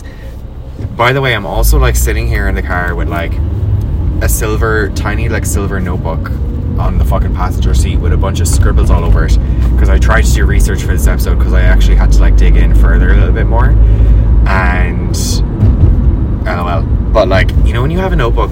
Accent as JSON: {"language": "English", "country": "Ireland", "moved": "as an adult", "said": "as an Irish person, even before I left, but especially now having left"}